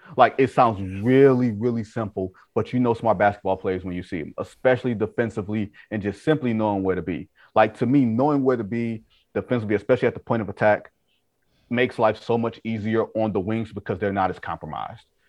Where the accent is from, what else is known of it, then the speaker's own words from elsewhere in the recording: Detroit, Michigan, United States; I'm from Detroit